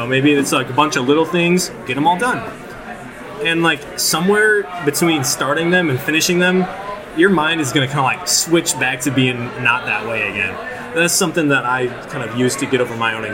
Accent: La Crosse, Wisconsin, United States; born or raised there

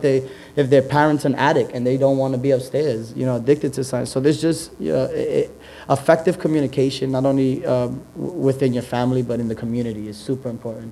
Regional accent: Yonkers, New York, United States; I grew up in Yonkers, born and raised

